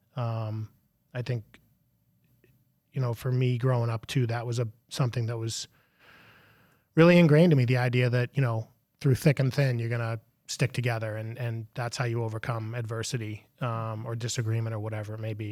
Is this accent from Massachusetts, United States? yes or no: yes; Melrose, Massachusetts, United States; I grew up on the same street that I live in, live on now.